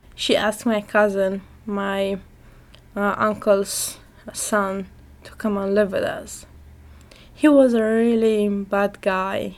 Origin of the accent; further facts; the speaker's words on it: Afghanistan; I'm from Afghanistan and I am 17 years old.